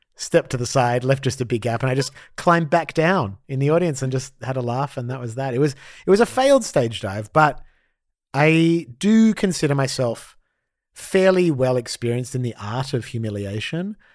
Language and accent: English; Australia; growing up as an Australian Jew in the eighties